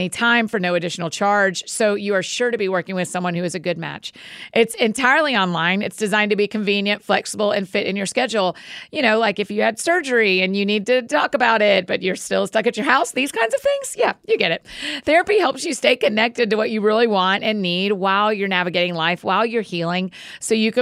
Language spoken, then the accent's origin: English; the South, United States; I'm from the South.